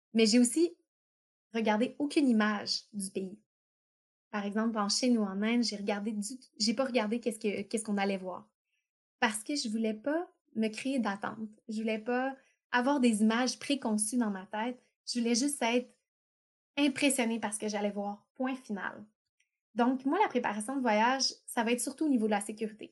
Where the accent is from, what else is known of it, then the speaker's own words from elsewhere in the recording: Quebec, Canada; on a la chance d'être québécois, donc on a une langue séparée. On n'est pas juste canadien, on est québécois